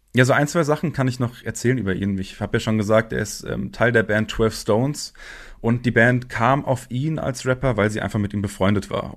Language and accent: German; Frankfurt am Main, Hesse, Germany; Ich komme ja hier aus Frankfurt